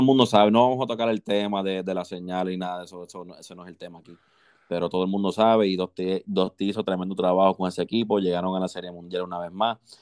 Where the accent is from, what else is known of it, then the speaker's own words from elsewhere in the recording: Puerto Rico; somos puertorriqueños